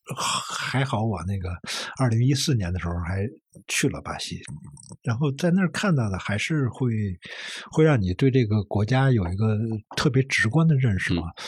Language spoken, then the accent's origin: Chinese; Beijing, China; 我小时候生活在一个工厂宿舍区，啊。然后工厂宿舍区里面有一个 球星，叫王东兴还是叫什么？是，当时北京队后卫啊